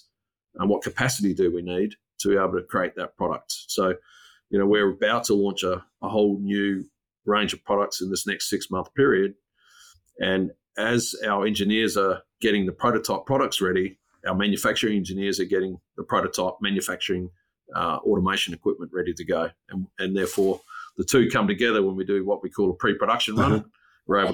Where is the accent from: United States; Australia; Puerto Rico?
Australia; Port Augusta, South Australia; also born or lived in Whyalla; now in Adelaide, Australia; I grew up in the bush. So I grew up in Port Augusta